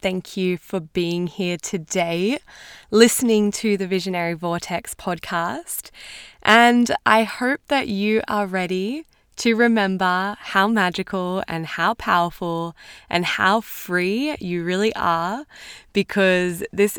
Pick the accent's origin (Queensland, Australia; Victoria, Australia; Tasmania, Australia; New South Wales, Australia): Queensland, Australia; We're both from Queensland in Australia, which is awesome.